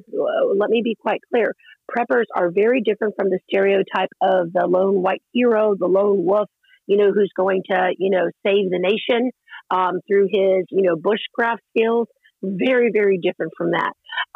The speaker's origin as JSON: {"language": "English", "region": "the South", "country": "United States", "tie": "born or raised there", "said": "I grew up in the South, so I was, you know, used to needing to prepare for a hurricane, and my father was in the military."}